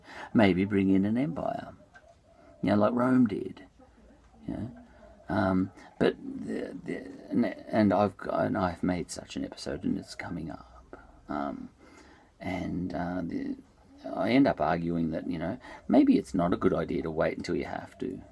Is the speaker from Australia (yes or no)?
yes; Australia; I'm an Australian